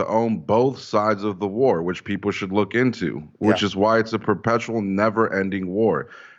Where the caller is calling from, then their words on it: South Houston, Texas, United States; I'm calling from South Houston, Texas.